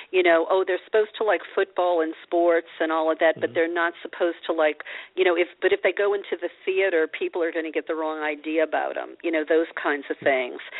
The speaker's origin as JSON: {"language": "English", "region": "the South", "country": "United States", "tie": "born or raised there", "said": "as a a young girl growing up in the South, um, mm-hmm. you know, I heard stuff like, \"Oh, you know, don't be too loud, don't be too smart, you'll never get a husband."}